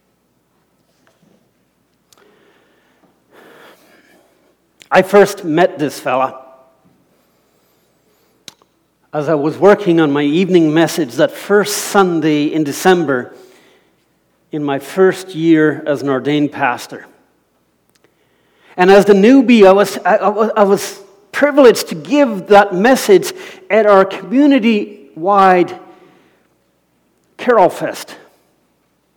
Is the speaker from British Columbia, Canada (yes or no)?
no; Alberta, Canada; moved away; I was from Alberta